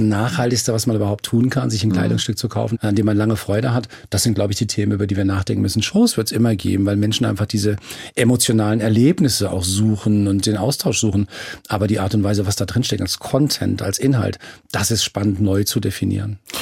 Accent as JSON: {"language": "German", "town": "Frankfurt am Main", "region": "Hesse", "country": "Germany", "said": "ich bin Frankfurter von ganzem Herzen"}